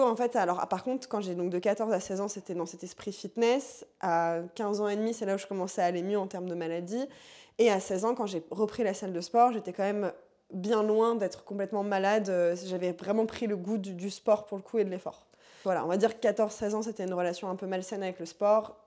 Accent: Paris suburbs, Île-de-France, France; je viens de la banlieue parisienne 93 euh, Voilà. J'ai toujours vécu là-bas, je vis toujours là-bas

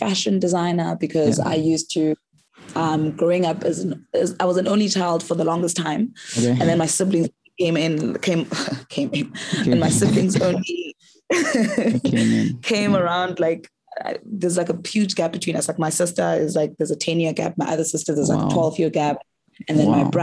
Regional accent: Eastern Cape, South Africa; now in Cape Town, South Africa; I'm originally from the Eastern Cape

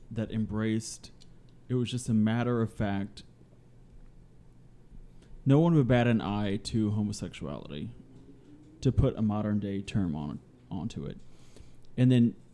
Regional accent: United States; I'm an American, both sides of my family. I've traced back to the 1600s

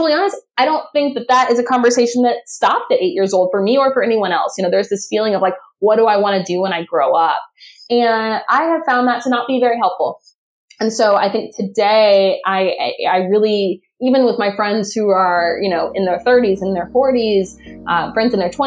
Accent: Southern California, United States; now in San Diego, United States; I grew up in Southern California, kind of a little bit all over, but a little bit outside of Los Angeles

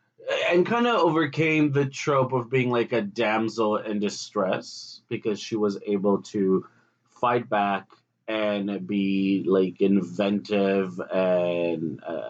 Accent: Greece; I grew up in Greece with a lot of sci-fi TV shows

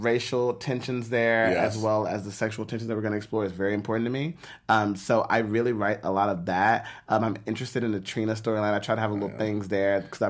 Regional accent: Texas, United States; I'm from Texas and I'm country

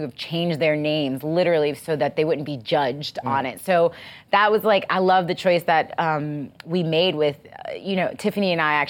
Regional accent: Long Island, New York, United States; also born or lived in Queens, New York; I grew up in New York, mm-hmm. and I was born in Queens, raised in Long Island.

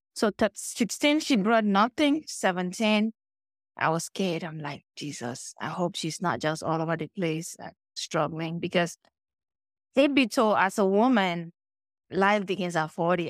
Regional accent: Cameroon; now in United States; I grew up in Cameroon, like, you know, calm girl, typical village girl.

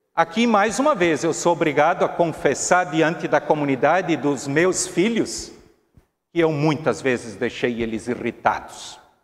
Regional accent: Brazil; nós, como brasileiros

